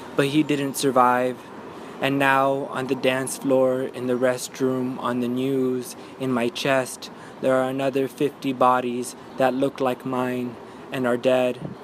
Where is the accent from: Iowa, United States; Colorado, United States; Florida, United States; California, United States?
California, United States; Los Angeles; now in Brooklyn, United States; I'm originally from Los Angeles, California, but I'm living in Brooklyn right now